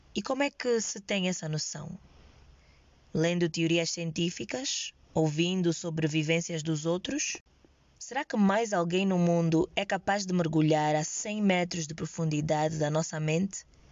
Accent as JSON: {"language": "Portuguese", "country": "Angola", "said": "eu sou angolana, jovem, sem práticas religiosas e medito"}